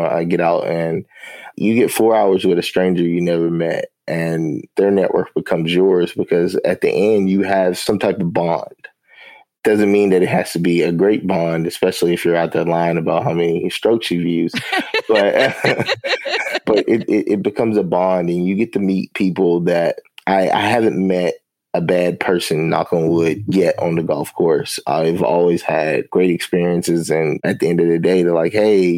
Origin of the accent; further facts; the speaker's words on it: Winchester, Kentucky, United States; also born or lived in Lexington, Kentucky / Jacksonville, Florida; I grew up in a little small town in Kentucky called Winchester and Lexington